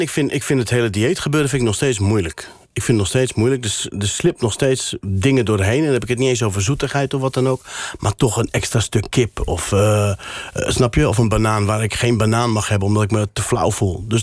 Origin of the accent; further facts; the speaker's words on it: Morocco; first language Berber; Dutch is a second language; now in Netherlands; Dat is ook mijn, mijn moedertaal, Berbers. Je hebt Berbers en Arabisch.